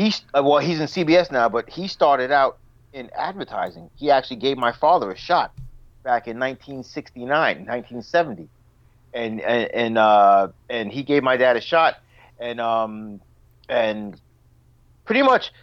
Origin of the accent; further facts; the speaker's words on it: Long Island, New York, United States; now in Rockaway, United States; I grew up in Long Island, the only black family in a Jewish neighborhood, you know, with a gay brother.